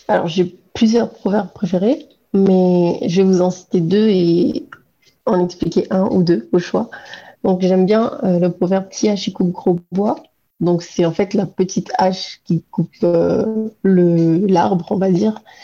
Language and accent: French; Réunion; en tant que réunionnaise